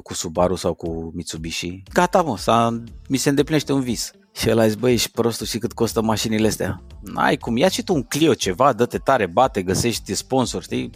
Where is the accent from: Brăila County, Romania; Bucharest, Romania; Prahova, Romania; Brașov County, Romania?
Brașov County, Romania; Brașov; eu m-am născut în Brașov